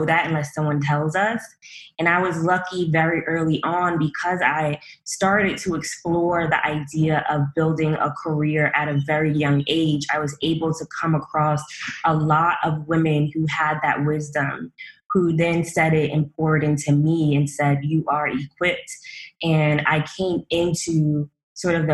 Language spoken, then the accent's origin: English; New York City, New York, United States; I'm a girl from Brooklyn. Well, really a woman from Brooklyn.